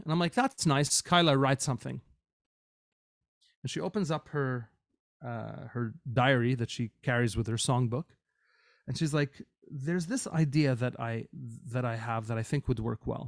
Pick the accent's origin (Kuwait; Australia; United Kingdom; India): Kuwait; moved away as an adult; now in Canada; I grew up in Kuwait, but when I moved to Canada as a young student going to a North American university